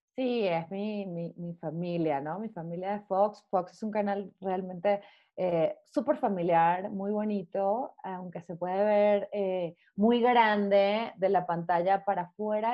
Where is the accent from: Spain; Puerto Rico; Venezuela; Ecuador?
Venezuela; moved away as an adult; now in Mexico; como buena venezolana